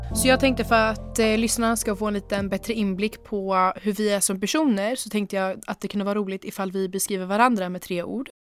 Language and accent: Swedish; Örebro, Örebro County, Sweden; also born or lived in Switzerland; Jag föddes i Schweiz och jag bodde där tills jag var sju då jag flyttade hit med mina föräldrar